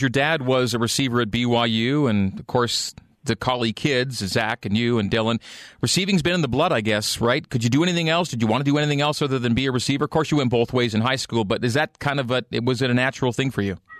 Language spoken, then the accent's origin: English; Canada; as a Canadian where I grew up